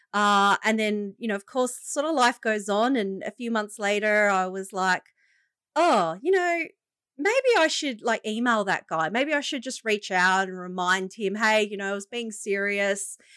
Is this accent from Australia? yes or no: yes; Shellharbour, New South Wales, Australia; also born or lived in Wollongong; I grew up in, uh, the lovely coastal region of the Illawarra.